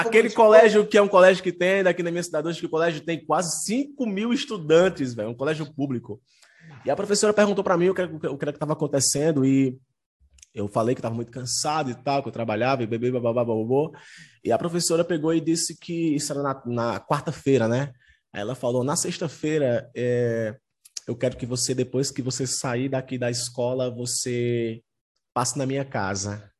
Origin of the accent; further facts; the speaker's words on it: Juazeiro do Norte, Ceará, Brazil; eu estou no Ceará, eu sou da cidade de Juazeiro do Norte